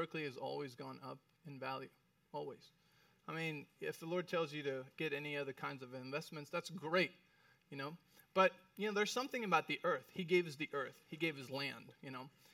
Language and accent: English; Mexico City, Mexico; moved away as an adult; I went to private school in Mexico City.